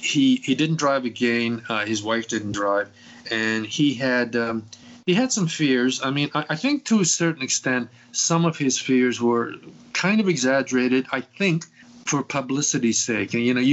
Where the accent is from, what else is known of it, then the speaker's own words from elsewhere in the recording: England, United Kingdom; moved away; When I came from England originally, that was a no-no for my parents.